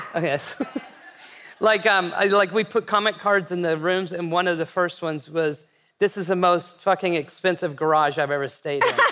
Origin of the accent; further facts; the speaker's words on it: West Texas, United States; also born or lived in New York; when I was growing up in West Texas